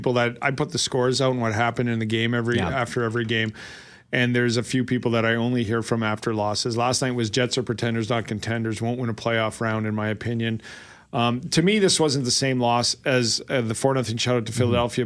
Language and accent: English; Lethbridge, Alberta, Canada; now in Winnipeg, Canada; I grew up in Lethbridge with the Western Hockey League, the Broncos